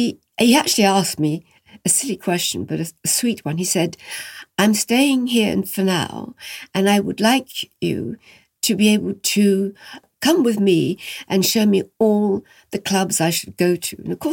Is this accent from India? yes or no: no; France; And he was Italian and I came from France.